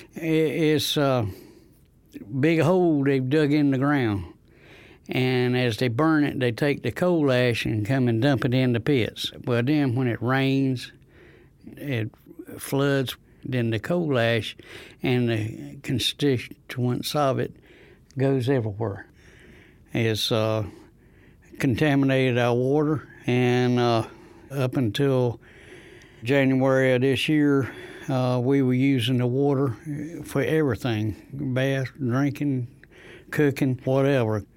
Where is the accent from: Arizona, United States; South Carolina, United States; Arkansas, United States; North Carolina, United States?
North Carolina, United States; Rosewood; I'm from Rosewood, next to Goldsboro.